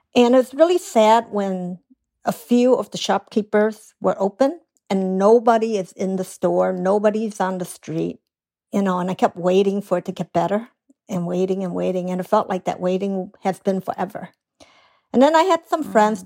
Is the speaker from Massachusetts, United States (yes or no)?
no; Chicago, Illinois, United States; now in San Francisco, United States; I did grow up in Chicago, Chinatown